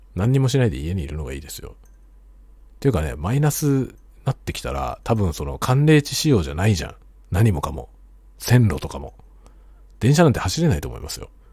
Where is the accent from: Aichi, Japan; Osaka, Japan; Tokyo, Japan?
Tokyo, Japan; now in Hokkaido, Japan; 僕は元々が東京人なんで